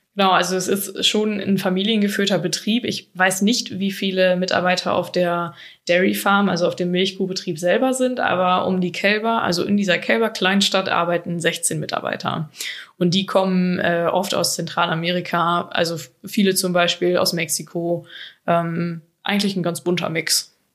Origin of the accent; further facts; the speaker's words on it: Germany; bei uns in Deutschland